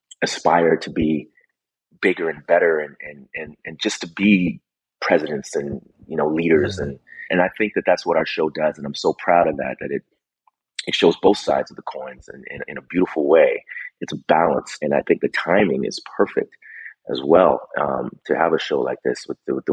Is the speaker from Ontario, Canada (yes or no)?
no; Vancouver, British Columbia, Canada; I grew up in Vancouver, British Columbia, and most of my work has been done there.